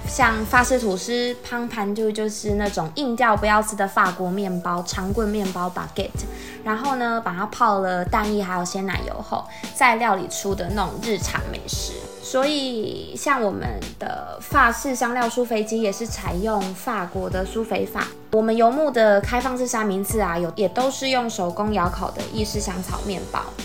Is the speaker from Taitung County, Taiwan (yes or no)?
no; Sun Moon Lake, Nantou County, Taiwan; 我跟姐姐都是在瑞潭长大的孩子，那小时候觉得瑞潭好大，整个村庄呢都是我们的全世界，湖畔还有山林啊，都是我们小时候玩的地方